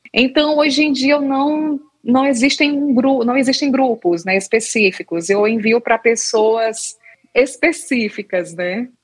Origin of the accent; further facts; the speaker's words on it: Ceará, Brazil; moved away as an adult; also born or lived in Recife, Brazil; now in Koblenz, Germany; eu sou cearense